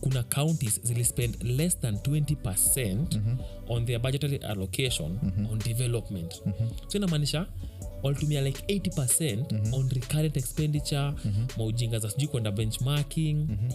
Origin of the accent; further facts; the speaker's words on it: Kenya; mi kama mkenya